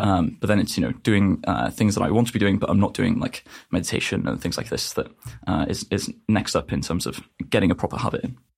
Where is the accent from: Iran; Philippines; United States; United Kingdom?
United Kingdom; North Wales; I'm from North Wales in the U K